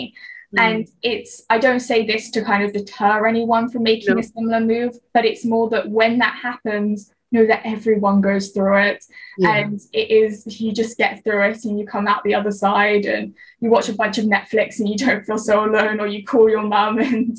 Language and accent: English; West Coast, United States; moved away; I mean, I have a friend who lives on East Coast America and I'm from the West Coast. So for us to go home is completely different cost.